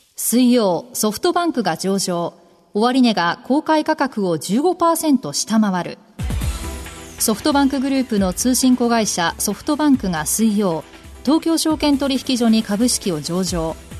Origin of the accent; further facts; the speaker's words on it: Kansai, Japan; 同じ関西出身